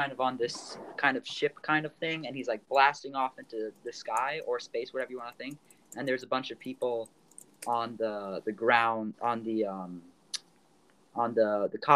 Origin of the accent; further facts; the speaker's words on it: United States; as an American